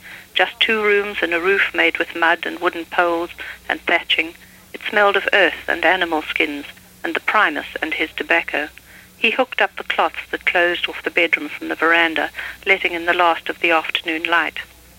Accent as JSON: {"language": "English", "country": "South Africa", "tie": "born or raised there", "said": "Well, I think any country that one grows up in, however strange and odd, which South Africa certainly was in many aspects, seems at the time to be normal to one"}